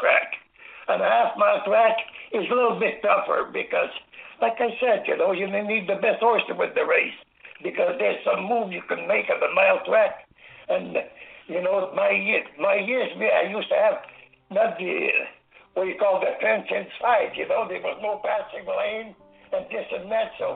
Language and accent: English; Angers, Quebec, Canada; at the farmhouse, where I was raised and born in Angers, Quebec